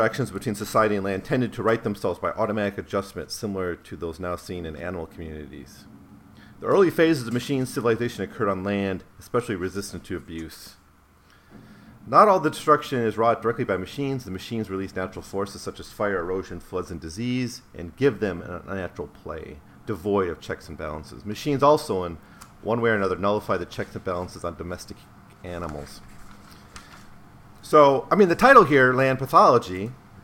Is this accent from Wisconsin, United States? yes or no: yes; Wisconsin, United States; I was growing up in Wisconsin